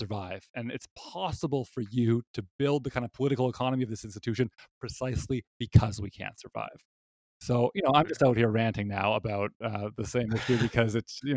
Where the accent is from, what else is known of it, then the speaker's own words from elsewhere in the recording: Canada; I'm a Canadian and I went to university in Canada